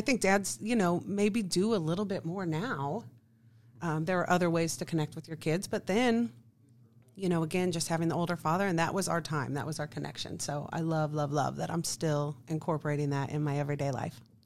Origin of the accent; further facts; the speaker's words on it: Kansas City, Missouri, United States; I am from Kansas City, right here. Uh, went to Oak Park High School.